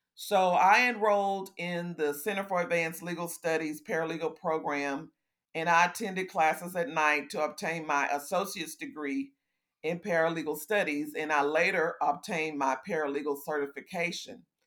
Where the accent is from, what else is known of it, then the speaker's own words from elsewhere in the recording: Houston, Texas, United States; also born or lived in Fort Hood, Texas; I consider myself a native Houstonian, but actually, I was born in Fort Hood, Texas, when my dad was in the Army